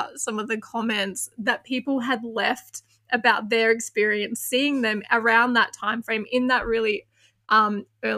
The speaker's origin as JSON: {"language": "English", "country": "Australia", "said": "I'm from Australia"}